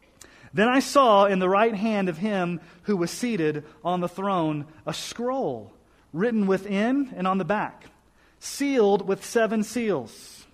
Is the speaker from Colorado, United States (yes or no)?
yes; Colorado Springs, Colorado, United States; When I was growing up in Colorado Springs as a youngster, in ninth grade